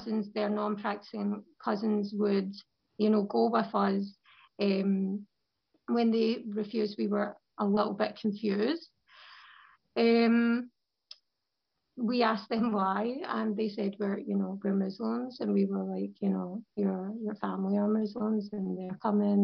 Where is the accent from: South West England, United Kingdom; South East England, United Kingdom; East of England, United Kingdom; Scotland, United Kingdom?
Scotland, United Kingdom; moved away as an adult; also born or lived in London; I'm a revert from Scotland